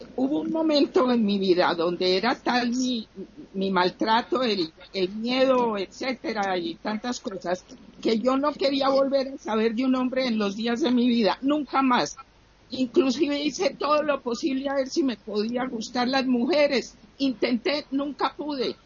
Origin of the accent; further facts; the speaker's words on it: Colombia; yo era una persona con el privilegio de ser de una situación socioeconómica privilegiada en mi país, Colombia